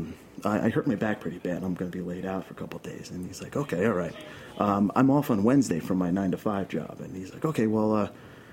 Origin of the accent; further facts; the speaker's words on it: New York City, New York, United States; accent: Brooklyn; I'm born and raised in Queens